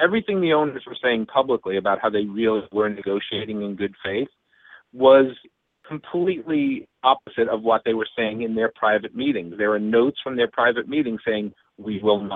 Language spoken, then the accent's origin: English; Long Island, New York, United States; also born or lived in Brooklyn, New York; now in Cooperstown, United States; I was born in Brooklyn, raised in Long Island